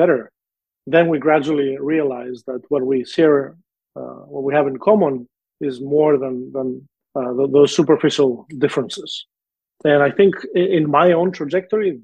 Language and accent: English; Greece; moved away; my home country